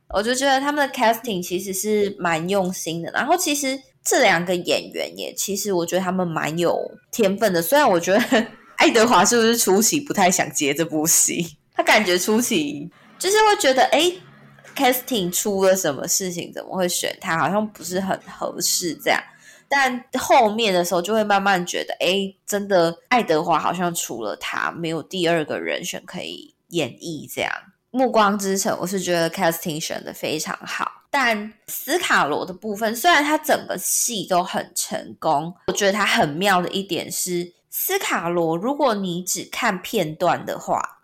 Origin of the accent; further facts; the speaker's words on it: Taiwan; first language Taiwanese Hokkien; Chinese is a second language; 我对自己的自我认知是我就是台湾这片土地的人，那我就是台湾人